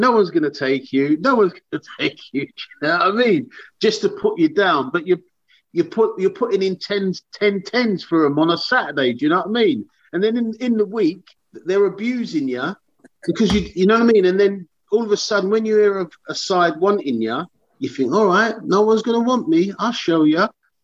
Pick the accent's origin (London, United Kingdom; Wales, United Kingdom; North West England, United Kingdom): London, United Kingdom; I'm from South London.